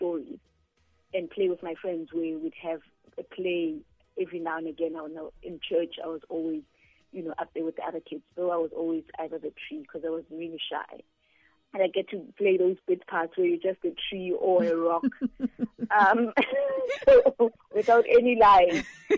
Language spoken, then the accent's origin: English; Pretoria, Gauteng, South Africa; also born or lived in Soweto, South Africa; I was raised in Pretoria